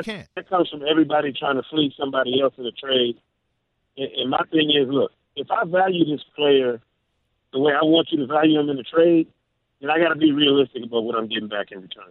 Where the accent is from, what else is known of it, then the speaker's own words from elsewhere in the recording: Michigan, United States; moved away; also born or lived in Mississippi; I'm a Jackson State guy. You know, for college, but born and raised in Michigan, a Michigan fan since birth